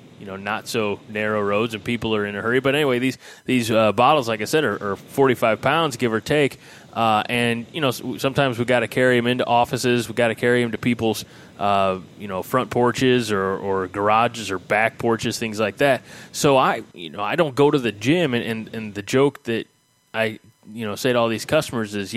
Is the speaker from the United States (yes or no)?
yes; United States; We are from Clinton County, which doesn't mean anything to anybody in Nebraska, but you know, it's the rural you know, towns